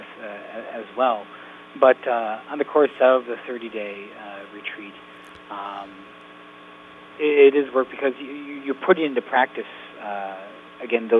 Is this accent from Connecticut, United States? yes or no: no; Yankton, South Dakota, United States; Bob Winter's basketball camp in Yankton, I used to go to growing up because it was in Yankton, and I'm from Yankton.